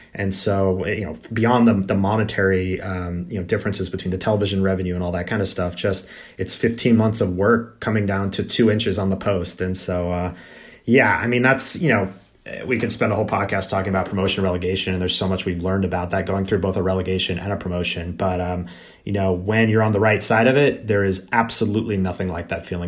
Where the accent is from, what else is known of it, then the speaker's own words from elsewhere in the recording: United States; being an American